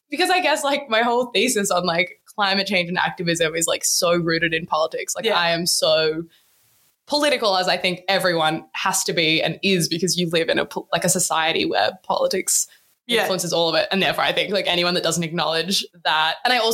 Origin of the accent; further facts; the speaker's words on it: Australia; also born or lived in South Australia / Victoria; growing up in South Australia and Victoria in the midst of a really serious drought